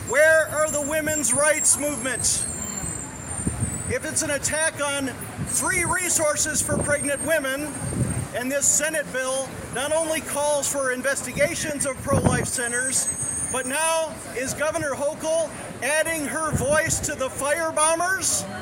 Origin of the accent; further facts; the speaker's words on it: Buffalo, New York, United States; I am a native New Yorker. I am from Buffalo, New York